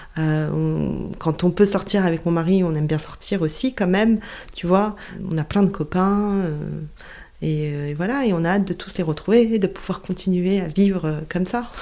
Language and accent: French; south of France, France; moved away; je viens du sud de la France